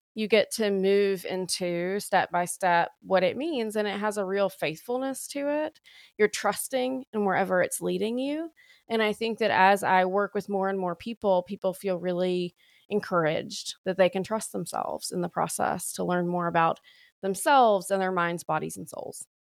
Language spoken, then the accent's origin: English; Alabama, United States; accent: deepest deep of the South; moved away as an adult; also born or lived in Austin, Texas / Waco, Texas / Dallas, Texas / Oklahoma; I'm from Alabama, born and raised there